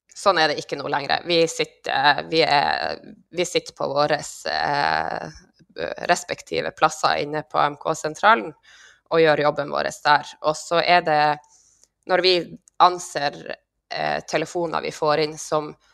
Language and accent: Norwegian; Troms, Norway; also born or lived in Senja; ambulansevikar i Nord-Troms, der jeg kommer ifra